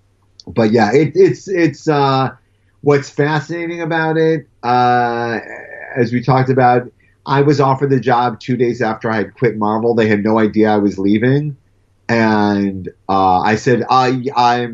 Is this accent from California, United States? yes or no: no; Cleveland, Ohio, United States; I grew up in Cleveland.